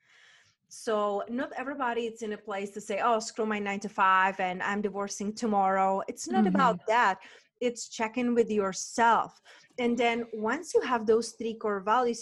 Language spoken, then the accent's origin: English; Moravia, Czechia; moved away; I'm from Moravia, from Czech Republic, and their wineries everywhere